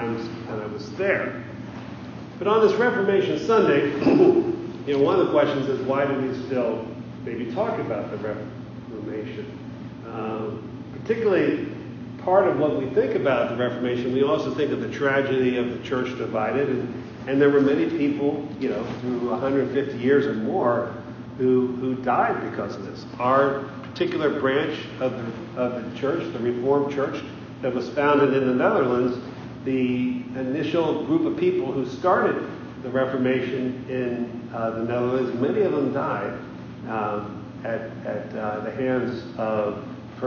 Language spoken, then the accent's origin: English; South Central Pennsylvania, United States; I grew up in South Central Pennsylvania